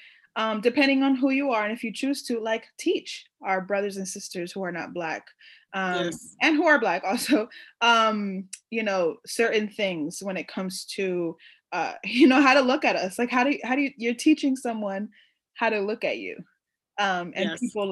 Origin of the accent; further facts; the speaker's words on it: New York City, New York, United States; I grew up in New York City, specifically around Puerto Rican, Dominican, African American